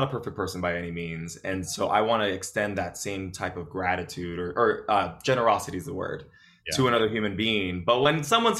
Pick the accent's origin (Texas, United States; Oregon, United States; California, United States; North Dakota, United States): California, United States; Los Angeles; also born or lived in West Covina, California; So, when I first grew up, I was born in East LA, right, in Boyle Heights. And so everyone there spoke Spanish